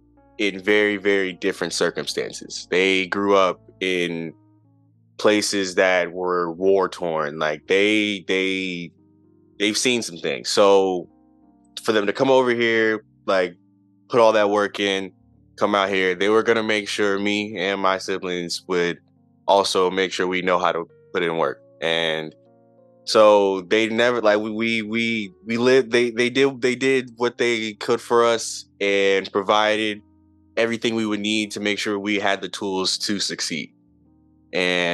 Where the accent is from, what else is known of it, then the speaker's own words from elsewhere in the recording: Charlotte, North Carolina, United States; moved away as an adult; now in Seattle, United States; From Charlotte, North Carolina. I grew up there, born and raised there